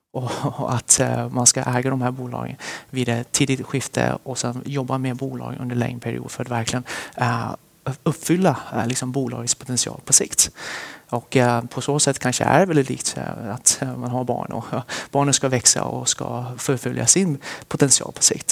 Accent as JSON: {"language": "Swedish", "town": "Västerås", "region": "Västmanland", "country": "Sweden", "tie": "born or raised there", "also_born_or_lived": "Sichuan, China / Stockholm, Sweden", "said": "vi flyttade till Sverige. när jag var cirka sju år. Och sen dess så är jag uppvuxen i Västerås"}